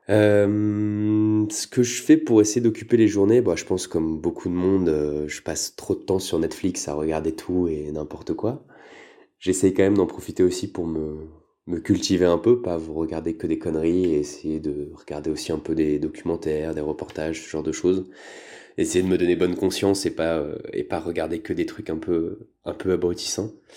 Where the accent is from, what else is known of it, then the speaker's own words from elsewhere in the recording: Paris, Île-de-France, France; moved away as an adult; now in Lyon, France; Je viens de Paris à la base, mais je me suis installé à Lyon il y a quelques années